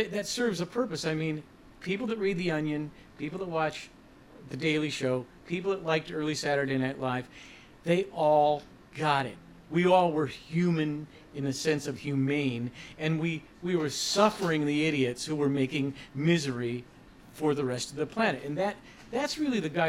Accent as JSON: {"language": "English", "region": "Ohio", "country": "United States", "tie": "born or raised there", "said": "when we were growing up in Ohio"}